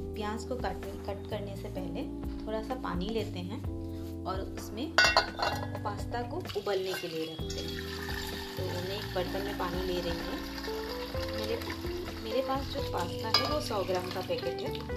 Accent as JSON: {"language": "Hindi", "town": "Tezpur", "region": "Assam", "country": "India", "said": "मैं आसाम के छोटे से शहर तेजपुर की रहने वाली हूँ"}